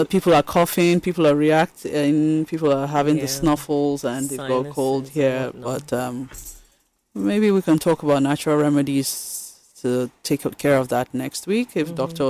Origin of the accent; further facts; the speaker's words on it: Benue, Nigeria; also born or lived in Kaduna / Minna; so I grew up everywhere, but... I've lived in Kaduna, I've lived in Mina, and then I'm from Benue State.